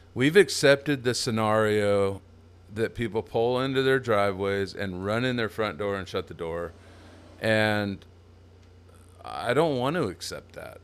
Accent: Templeton, California, United States; moved away as an adult; also born or lived in East Bay area, California; now in Texas, United States; my hometown, Templeton, California

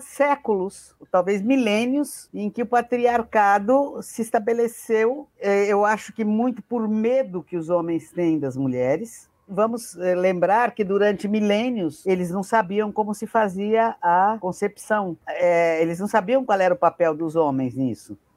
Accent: Brazil; Eu quero voltar para o Brasil

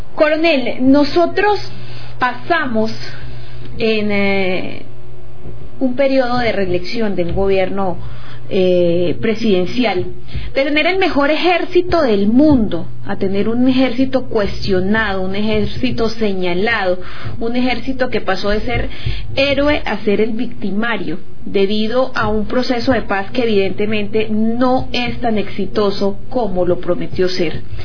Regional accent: Arauca, Colombia; lo que los araucanos vamos a recibir

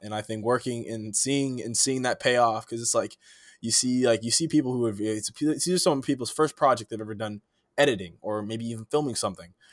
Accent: East Palo Alto, California, United States; moved away as an adult; now in Chicago, United States; I'm from East Palo Alto, California, you know, born and raised

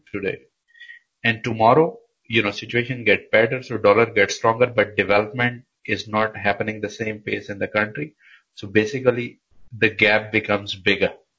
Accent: Pakistan; moved away as an adult; now in Denmark; I come from Pakistan and I've been in Denmark for almost nine years now

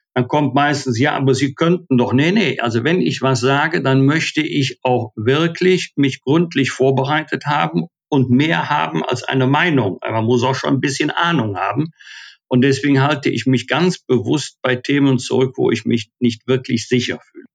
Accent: Bergisch Gladbach, North Rhine-Westphalia, Germany; Ich war ja auch 20 Jahre Mitglied im Rat meiner Heimatstadt Bergisch Gladbach

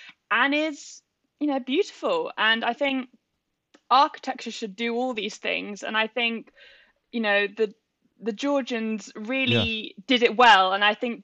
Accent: Bath, South West England, United Kingdom; also born or lived in Birmingham / Bristol; growing up in Bath and seeing like the different buildings

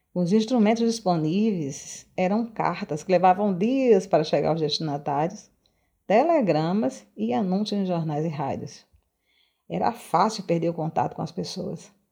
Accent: Arez, Rio Grande do Norte, Brazil; also born or lived in Natal; natalense de nascimento mas cresci em Areis, uma pequena cidade litorânea do estado do Rio Grande do Norte

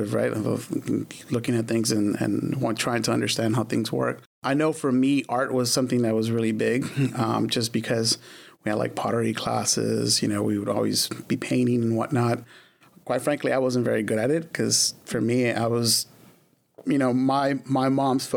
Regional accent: Glendale, California, United States; also born or lived in Watts, Los Angeles, California; I was there until pretty much the end of fourth grade.

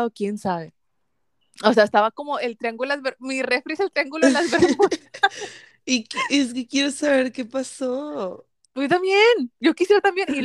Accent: Mexico; porque como buena mexicana siempre hay tortillas en la casa, ¿verdad?

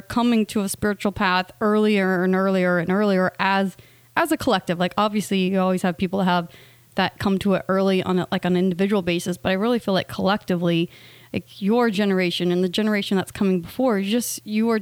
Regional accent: United States; We are both from the States

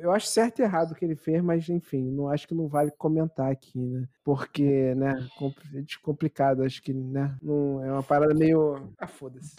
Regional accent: Baixada Fluminense, Rio de Janeiro, Brazil; Sou da Baixada

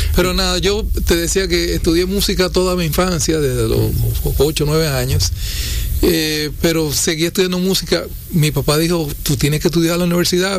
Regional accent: Santiago de los Caballeros, Santiago, Dominican Republic; yo soy de Santiago

